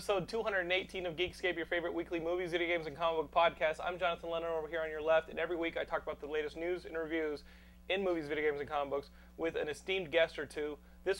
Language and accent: English; Austin, Texas, United States; born or raised there